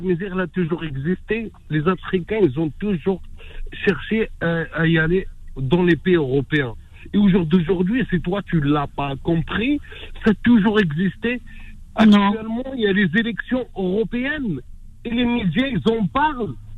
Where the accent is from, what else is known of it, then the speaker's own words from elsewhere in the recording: France; je suis né en France, mon père, il a grandi en France